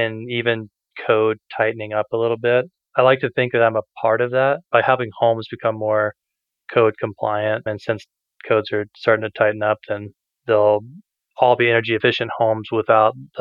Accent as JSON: {"language": "English", "region": "Alabama", "country": "United States", "also_born_or_lived": "Colorado", "moved": "yes", "lives_now": "Utah, United States", "said": "I'm originally from Alabama"}